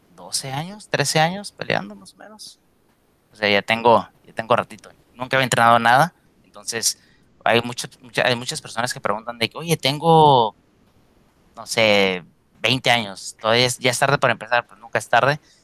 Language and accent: Spanish; Mexico; now in United States; los mexicanos